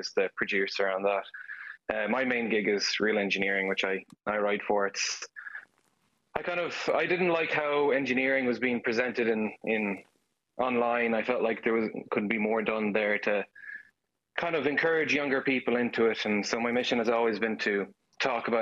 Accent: Galway, Connacht, Ireland; moved away as an adult; now in Texas, United States; I'm from Galway, Renmore specifically

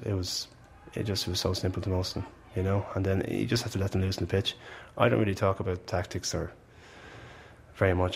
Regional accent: Malahide, Leinster, Ireland; I'm from Malahide and I know exactly what people from Malahide are about

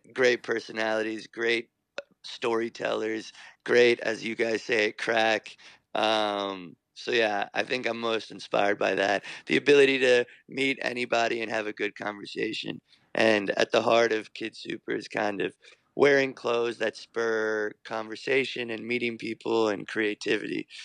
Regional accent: New York, United States; I was born in New York

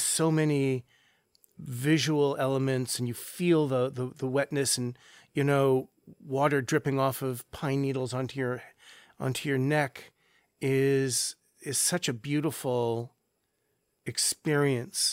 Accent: Santa Monica, California, United States; I grew up just near Santa Monica, California

